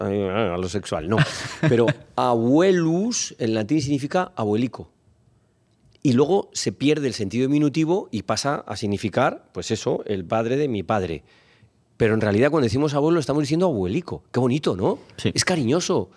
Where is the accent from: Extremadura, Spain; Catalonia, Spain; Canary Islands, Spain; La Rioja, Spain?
La Rioja, Spain; Logroño; moved away; also born or lived in Zaragoza / Madrid; me nacieron en Logroño. bueno, yo soy de Zaragoza, de Logroño, soy de muchos sitios, sí. Bueno, pues soy de Logroño, una tierra vecina y amiga de, de, y de La Rioja, de Aragón.